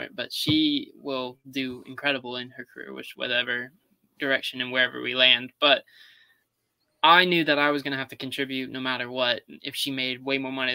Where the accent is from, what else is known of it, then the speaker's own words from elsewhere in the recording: Charleston, United States; I'm from Charleston